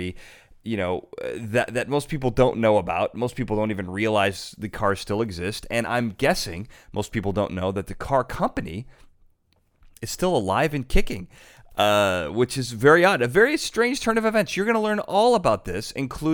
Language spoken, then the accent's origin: English; United States; I'm an American